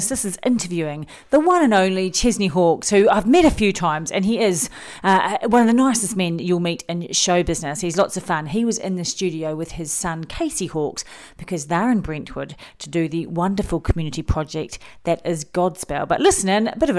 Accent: New Zealand; moved away as an adult; now in United Kingdom; I'm from New Zealand. 23 years I've been here

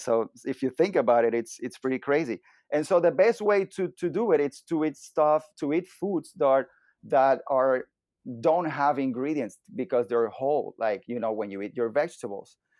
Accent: Venezuela; moved away as an adult; now in Miami, United States; I was born and raised in Venezuela

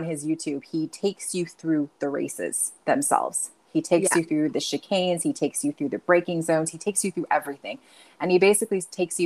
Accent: United States; also born or lived in Nevada; growing up in America

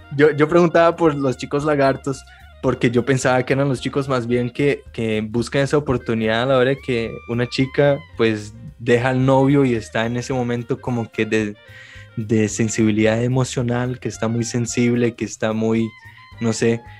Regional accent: Brazil; moved away; yo vengo de Brasil

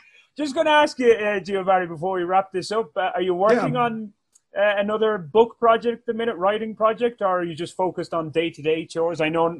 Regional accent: Roscommon, Connacht, Ireland; now in Bogota, Colombia; No, I'm actually from Roscommon.

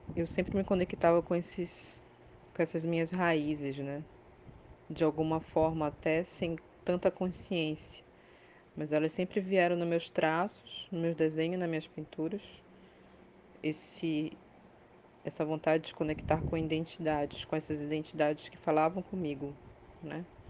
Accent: Belém, Pará, Brazil; moved away as an adult; now in São Paulo, Brazil; sou paraense, nasci em Belém do Pará, mas moro em São Paulo desde 2009. A única vez que saí do Pará

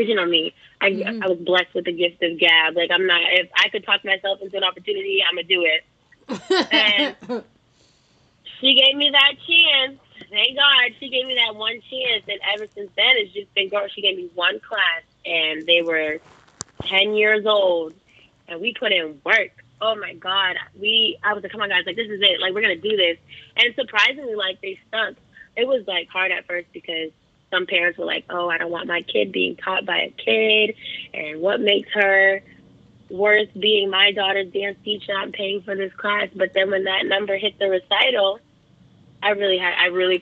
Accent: Boston, Massachusetts, United States; I grew up in Miss Andrea's dance school, the Roxbury Center for the Performing Arts

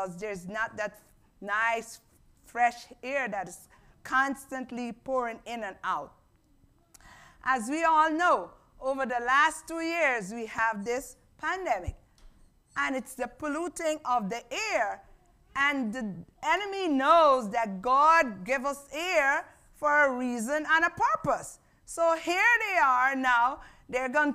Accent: Guyana; moved away; I grew up in Guyana

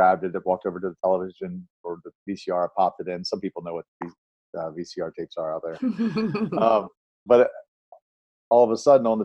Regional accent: Baltimore, Maryland, United States; I was born and raised in Baltimore, Maryland

